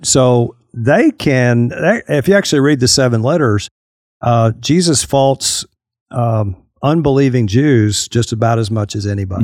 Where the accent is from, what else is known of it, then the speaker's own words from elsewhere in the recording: Fort Worth, Texas, United States; moved away as an adult; also born or lived in Arkadelphia, Arkansas; I grew up in the Metroplex, uh, on the Fort Worth side